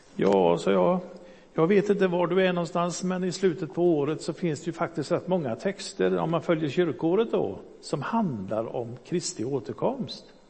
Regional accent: Gothenburg, Västra Götaland, Sweden; also born or lived in Hisingen, Backa / Fiskebäck / Önnered; Jag är uppvuxen i Göteborg

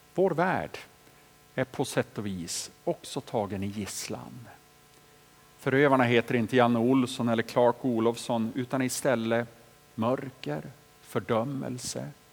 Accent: Boliden, Västerbotten County, Sweden; hemma i Boliden, där jag växte upp

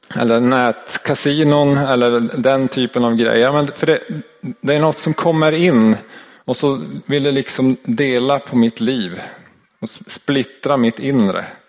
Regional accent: Norrland, Sweden; accent: Norrland dialect; min norrländska dialekt

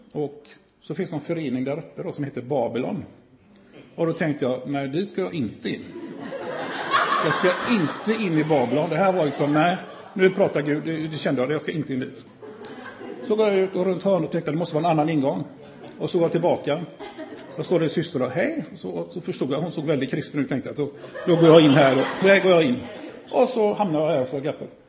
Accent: Gothenburg, Västra Götaland, Sweden; är jag från Göteborg

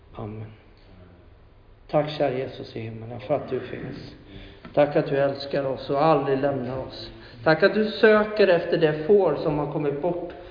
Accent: Huskvarna, Jönköping County, Sweden; jag pratade med en polare hemma i Huskvarna

